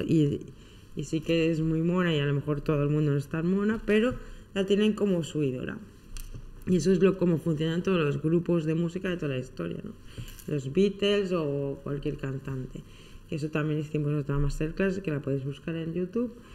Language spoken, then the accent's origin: Spanish; Soria, Castile and León, Spain; cerca de mi pueblo, en Soria